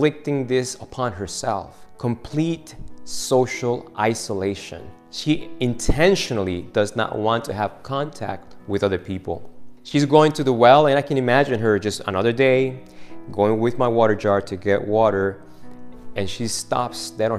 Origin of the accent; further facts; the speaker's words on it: Argentina; moved away; I'm from Argentina